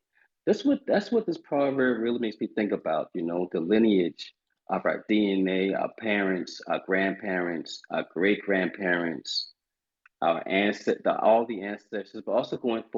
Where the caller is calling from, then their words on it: Charleston, South Carolina, United States; Oh, man, I am in Charleston, South Carolina today, as usual.